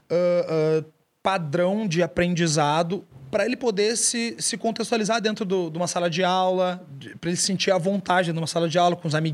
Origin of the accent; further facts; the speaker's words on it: Porto Alegre, Rio Grande do Sul, Brazil; nasci em Porto Alegre. Uh, nasci no Moinhos. Dez e pouco da noite. Ah, tem uma. Ah, velho. Ah, tem uma curiosidade muito foda. A única vez que nevou em Porto Alegre foi quando eu nasci.